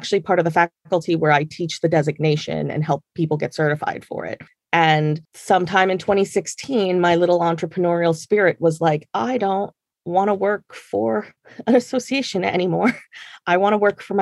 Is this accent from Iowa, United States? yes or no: no; Jersey Shore, New Jersey, United States; moved away as an adult; also born or lived in Maryland; now in New York, United States; I'm adopted and I grew up on the Jersey Shore